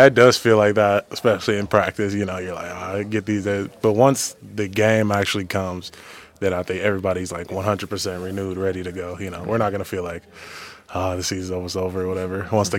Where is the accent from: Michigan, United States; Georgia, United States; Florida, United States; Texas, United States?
Texas, United States; moved away; I'm from Texas.